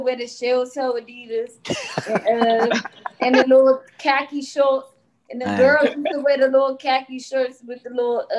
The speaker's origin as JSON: {"language": "English", "region": "Maryland", "country": "United States", "said": "I'm from Merlin."}